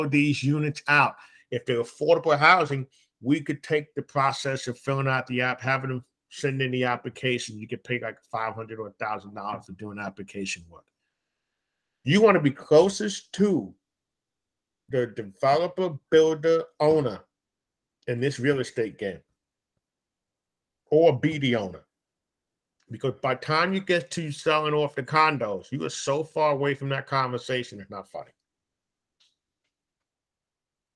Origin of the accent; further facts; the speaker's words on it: New York, United States; I speak from New York. I'm a New Yorker.